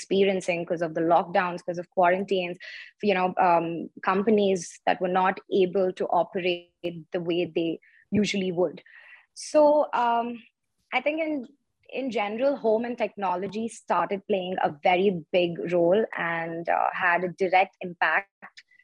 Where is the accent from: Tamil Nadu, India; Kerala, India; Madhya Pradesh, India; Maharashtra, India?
Tamil Nadu, India; Chennai; moved away as an adult; also born or lived in Delhi / Mumbai; I'm actually from Chennai. I was born and raised there.